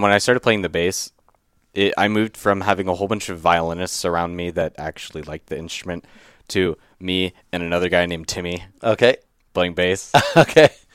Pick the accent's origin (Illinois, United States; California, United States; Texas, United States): California, United States; Livermore; I grew up in Livermore, which is about an hour and a half east of San Francisco